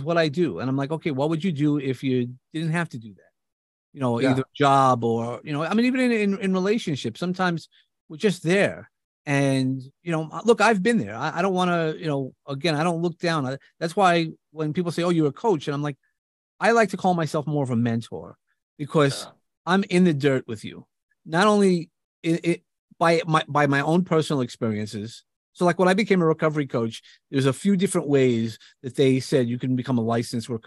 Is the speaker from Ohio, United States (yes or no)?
no; New York, United States; accent: New York; I come from New York. You definitely could hear my accent